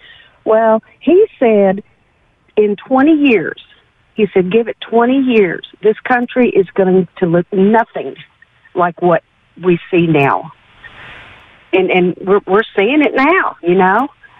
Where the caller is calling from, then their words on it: Livingston, Texas, United States; I'm calling from Livingston.